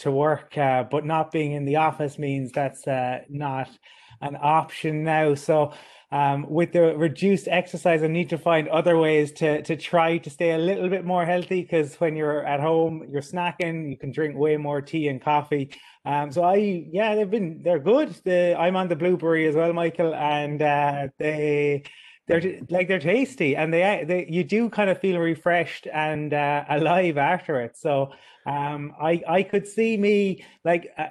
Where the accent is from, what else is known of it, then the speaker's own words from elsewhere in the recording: Cork, Munster, Ireland; accent: Cork; my Cork accent.